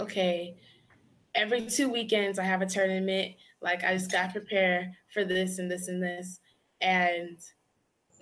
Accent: Lancaster, California, United States; I come from Los Angeles, California. Well, to be specific, Lancaster, California

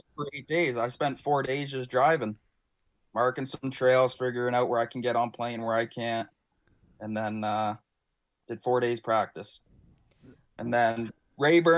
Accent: Ontario, Canada; us as Canadian anglers

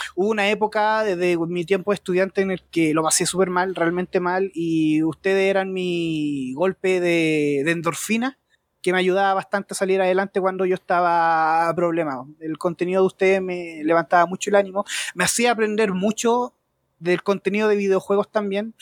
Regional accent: Rancagua, O'Higgins, Chile; Soy de acá de Chile, de la sexta región de Rancagua

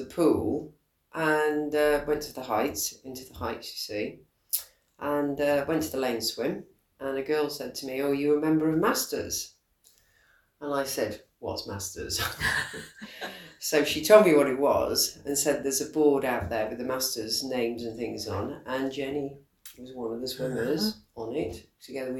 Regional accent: Shropshire, West Midlands, United Kingdom; moved away; I'm from Shropshire originally

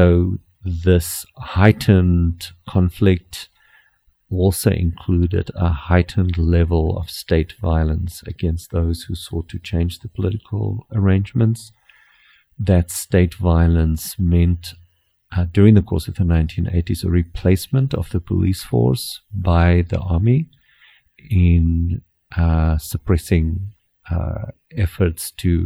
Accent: South Africa; first language Afrikaans; English is a second language; in my high school, as in every other white high school in the country, we did military exercises on Fridays

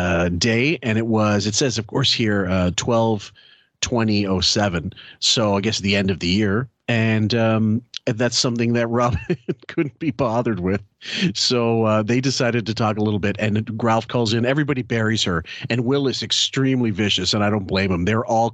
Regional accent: Canada; As a Canadian, I can definitely say that Ivan Reitman is not our biggest star.

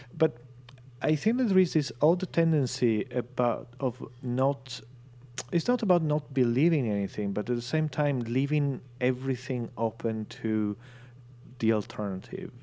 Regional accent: northern Italy, Italy; now in London, United Kingdom; I was in my hometown in northern Italy.

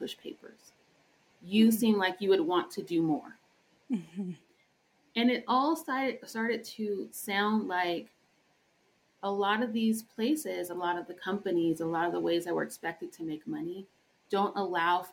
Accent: Colorado, United States; I'm first generation born in Colorado

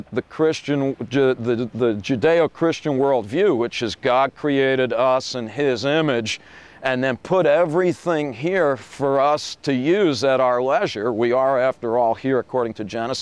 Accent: United States; being American

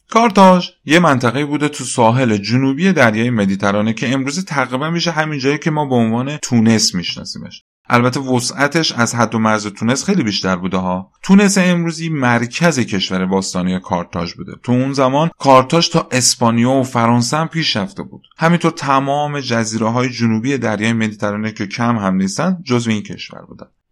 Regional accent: Iran

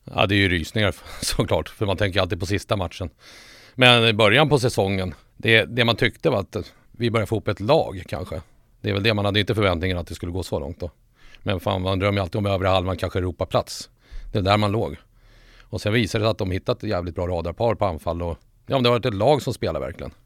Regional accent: Solna, Stockholm County, Sweden; also born or lived in Sundsvall; Jag föddes i Sundsvall men morsan och den sidan av släkten var ju från Solberga. Där fanns det lite Bajen redan. Sen när vi flyttade till Stockholm, typ i lågstadiet. Ja, vi flyttade till Solna, Huvudsta närmare bestämt

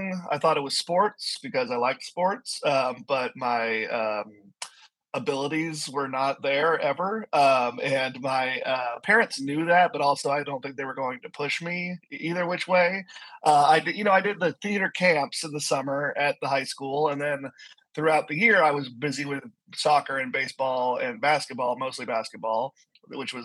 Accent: Houston, Texas, United States; also born or lived in San Antonio, Texas; I grew up in Clear Lake here in Houston. It's a little suburb. And then I moved to San Antonio

